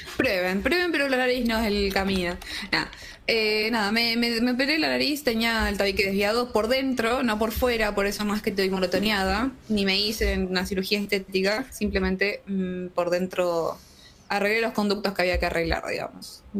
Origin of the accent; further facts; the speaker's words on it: Tucumán, Argentina; Yo soy de Tucumán